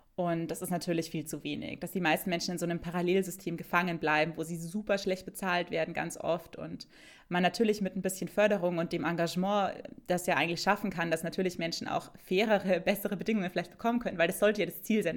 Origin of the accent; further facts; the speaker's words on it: Bavaria, Germany; in Bayern liegen würde, wo ich herkomme